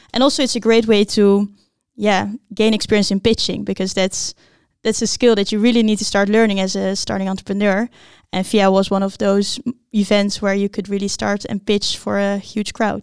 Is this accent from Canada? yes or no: no; Blaricum, North Holland, Netherlands; I grew up in Blaricum